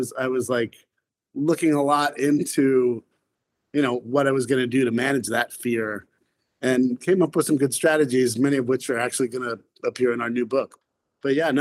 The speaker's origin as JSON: {"language": "English", "town": "Salt Lake City", "region": "Utah", "country": "United States", "tie": "born or raised there", "moved": "as an adult", "lives_now": "Philadelphia, United States", "said": "I grew up in Utah, actually, in Salt Lake"}